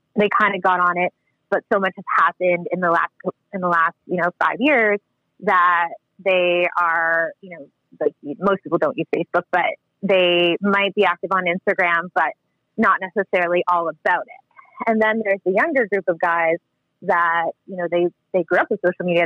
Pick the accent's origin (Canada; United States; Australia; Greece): Canada; growing up in Canada